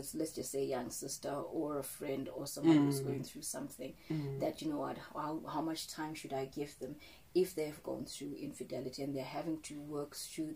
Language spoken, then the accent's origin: English; Zimbabwe; I'm from Zimbabwe, and you know, in our communities and our culture